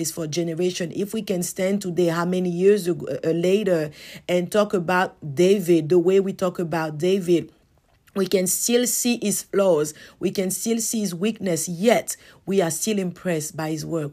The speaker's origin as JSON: {"language": "English", "country": "Côte d’Ivoire", "tie": "born or raised there", "moved": "yes", "said": "back to my hometown in the Ivory Coast"}